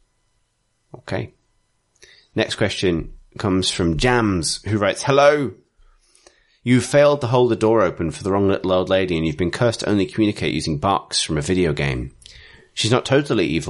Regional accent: Salisbury, South West England, United Kingdom; I'm from Salisbury.

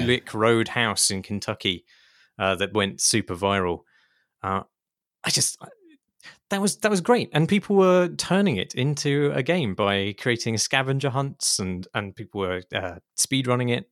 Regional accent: United Kingdom; as a British person

